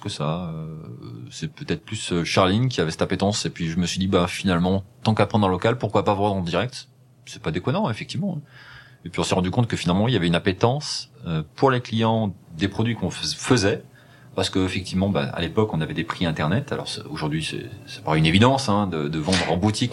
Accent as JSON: {"language": "French", "town": "Rive-de-Gier", "region": "Auvergne-Rhône-Alpes", "country": "France", "tie": "born or raised there", "also_born_or_lived": "Saint-Chamond / Le Puy-en-Velay", "said": "je suis né dans la Loire, euh, dans une ville qui s'appelle Rive de Gier, euh, dans la vallée du Gier, où j'ai grandi dans, dans, dans, dans ce coin-là"}